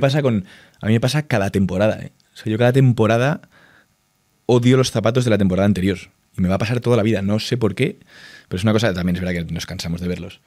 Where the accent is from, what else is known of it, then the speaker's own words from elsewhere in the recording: Spain; en España al final somos los hijos de Inditex